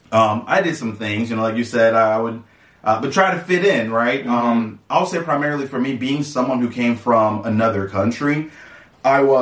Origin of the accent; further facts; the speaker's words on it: Atlanta, Georgia, United States; I was raised in Atlanta.